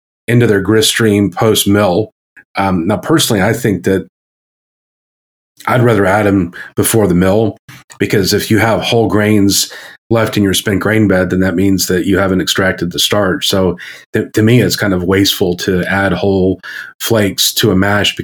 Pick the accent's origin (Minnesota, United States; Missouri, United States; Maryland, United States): Maryland, United States; So I grew up in Maryland, as I became a human in Maryland.